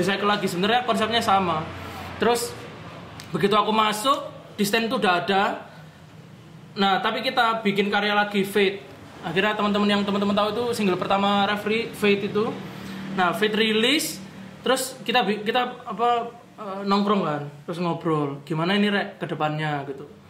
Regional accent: Surabaya, East Java, Indonesia; Surabaya of course karena itu kotaku

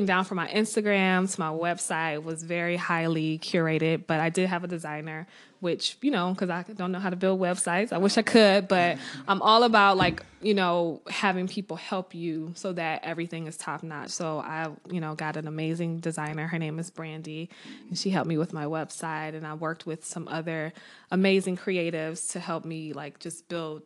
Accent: Maple Heights, Ohio, United States; moved away as an adult; now in Baltimore, United States; I was born and raised in Cleveland, Maple Heights to be exact, little suburb

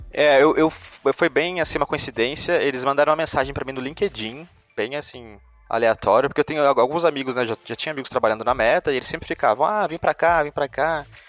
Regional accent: São Bento do Sapucaí, São Paulo, Brazil; moved away as an adult; also born or lived in São José dos Campos; now in Zurich, Switzerland; sou natural de São Bento do Sapucaí, é no interior de São Paulo, uma cidadezinha bem pequena perto do sul de Minas ali

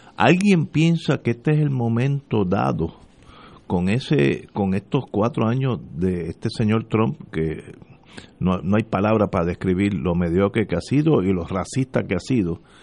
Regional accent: Puerto Rico; ya son primos míos y son somos puertorriqueños todos

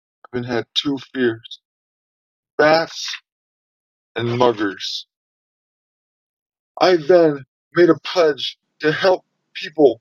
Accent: Long Beach, California, United States; also born or lived in Artesia, California; I was born in Artesia, California, in a hospital that no longer exists, actually. I lived there for a few years, then my parents and big brother, Dana, and I, we all moved to a rough neighborhood in LBC

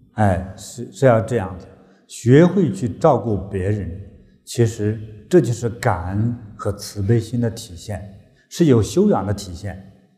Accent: China; 我们中国人

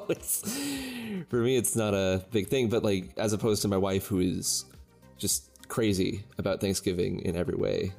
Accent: United States; We're all American

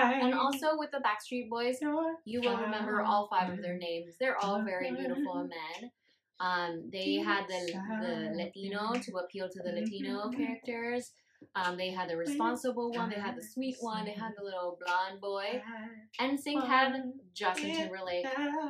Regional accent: South Korea; I grew up in Korea. I was like, oh, shit.

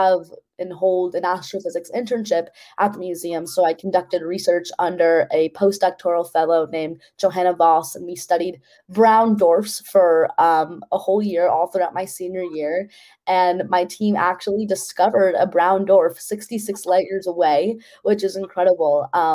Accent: New York City, New York, United States; I grew up in New York City

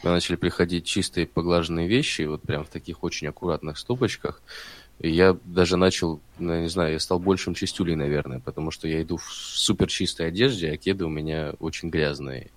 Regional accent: Stavropol, Stavropol Krai, Russia; moved away as an adult; also born or lived in Krasnodar; now in Saint Petersburg, Russia; я родился в Ставрополе, 21 год, наверное, мне что-то все очень сильно надоело, я решил поехать в Краснодар

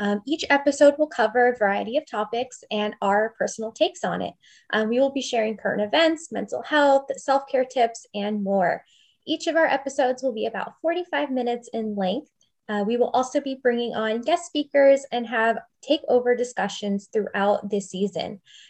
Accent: Orange County, California, United States; I was also born and raised in Orange County.

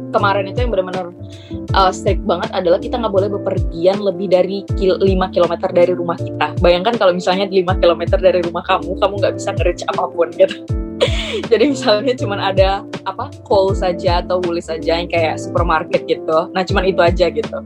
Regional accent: Palembang, South Sumatra, Indonesia; moved away; Palembang aku.

